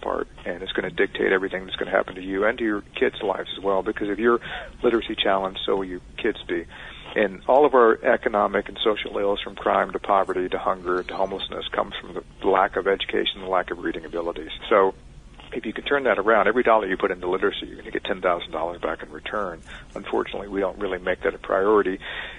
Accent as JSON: {"language": "English", "town": "Richmond", "region": "Virginia", "country": "United States", "tie": "born or raised there", "said": "I grew up in Richmond, Virginia"}